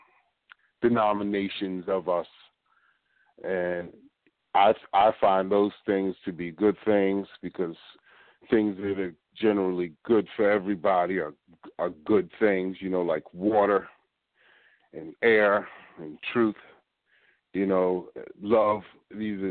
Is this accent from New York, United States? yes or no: no; Philadelphia, Pennsylvania, United States; I'm from Philly